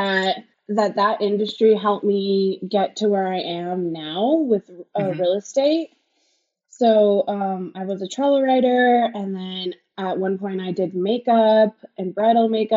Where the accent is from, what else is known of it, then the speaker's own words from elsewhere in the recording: Colorado, United States; moved away as an adult; also born or lived in Denver / Boulder; now in Las Vegas, United States; I am from Colorado originally. I'm from a small town in Colorado